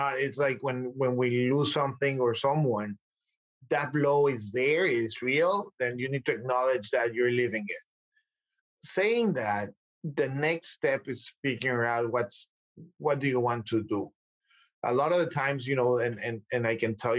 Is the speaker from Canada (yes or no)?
no; Mexico; moved away as an adult; now in United States; I'm coming from Mexico. I'm fluent in a couple of languages.